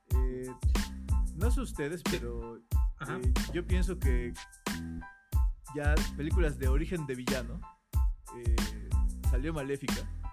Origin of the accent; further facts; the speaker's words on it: Mexico; cumplimos como buenos mexicanos